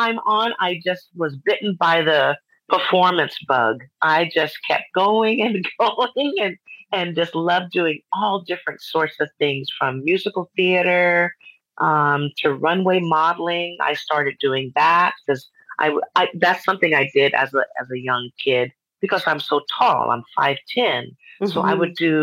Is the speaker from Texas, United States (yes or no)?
yes; Texas, United States; moved away as an adult; also born or lived in San Antonio, Texas; now in Lake Elsinore, United States; I actually am a native Texan. So once I finished college in San Antonio, Texas